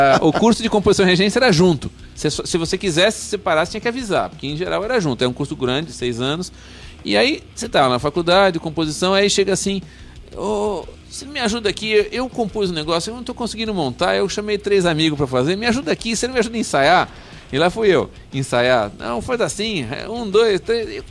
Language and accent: Portuguese; São Paulo, Brazil; Eu sou de São Paulo